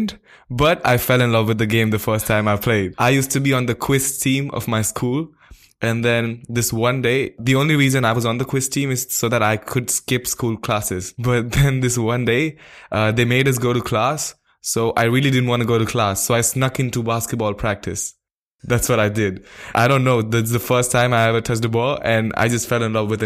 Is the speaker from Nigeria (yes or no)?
no; India; moved away as an adult; also born or lived in Bangalore, India; now in Valencia, Spain; I am from India. I live in the city of Bangalore